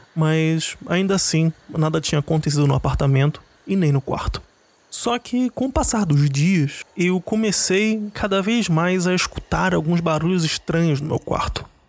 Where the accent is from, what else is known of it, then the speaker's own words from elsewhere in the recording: Rio de Janeiro, Brazil; moved away; Eu sou do Rio